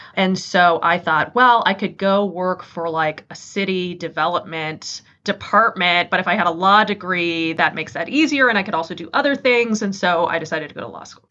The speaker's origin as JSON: {"language": "English", "town": "Santa Cruz", "region": "California", "country": "United States", "tie": "born or raised there", "also_born_or_lived": "Boston / Michigan", "moved": "as an adult", "lives_now": "Detroit, United States", "said": "I grew up in a little hippie beach town called Santa Cruz, little surfer town in the central coast of California."}